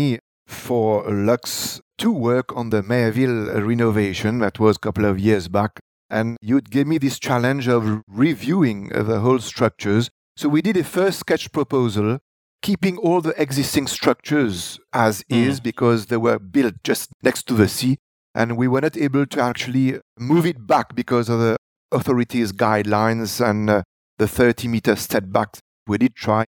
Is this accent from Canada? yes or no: no; Grand Baie, Rivière du Rempart, Mauritius; I am someone from Grand Baie.